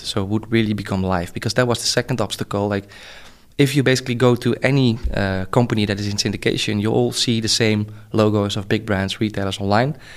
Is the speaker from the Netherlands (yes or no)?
yes; Netherlands; I'm from the Netherlands